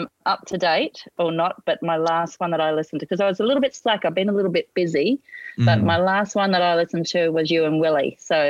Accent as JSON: {"language": "English", "town": "Brisbane", "region": "Queensland", "country": "Australia", "tie": "born or raised there", "said": "I was born and bred in Brisbane."}